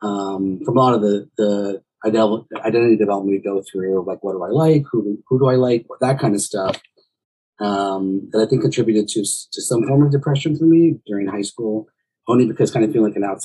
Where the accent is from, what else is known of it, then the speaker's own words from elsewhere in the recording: Laredo, Texas, United States; moved away as an adult; also born or lived in Highwood, Illinois; I was born in Chicago, Illinois, a suburb of Highland Park, and we lived in Highwood. And when we were 3 years old, my mom wanted to come back to Laredo